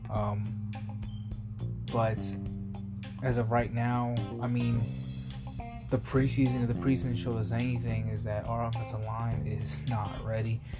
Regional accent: New York, United States; born there; Family's from New York. I was born in New York. Um, don't currently live in New York anymore, but I'm a Giants fan.

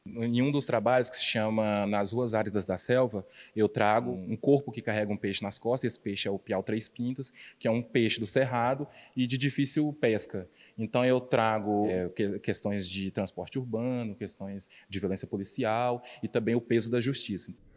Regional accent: Marabá, Pará, Brazil; now in Goiânia, Brazil; sou natural de Marabá, Pará, vivo em Goiânia há 23 anos

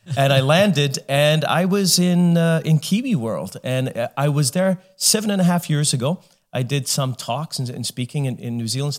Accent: Canada; we're Canadian.

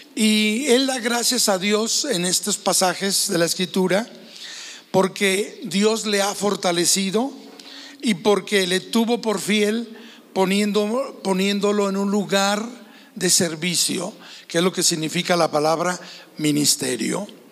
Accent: Guadalajara, Jalisco, Mexico; Nosotros somos de Guadalajara, Jalisco

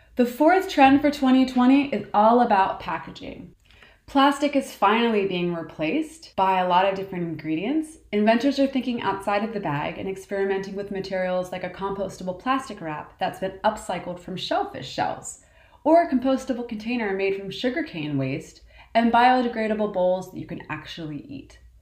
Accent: Baltimore, Maryland, United States; my hometown, Baltimore

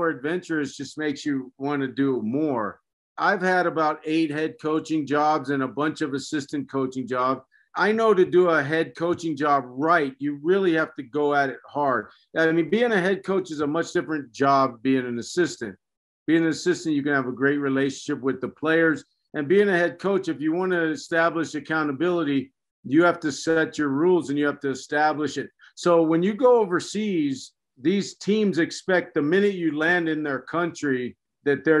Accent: United States; moved away as an adult; also born or lived in Saudi Arabia; I'm an American

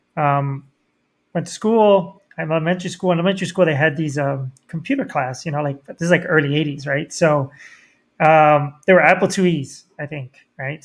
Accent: Miami, Florida, United States; I grew up in Miami

